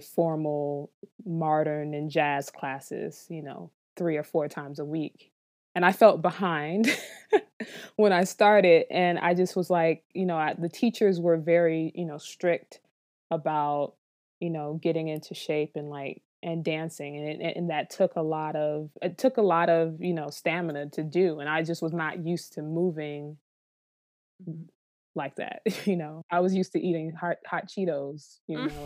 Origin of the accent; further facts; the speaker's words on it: Miami, Florida, United States; now in New York City, United States; I'm from Miami, Florida, so I come from a football city, a football family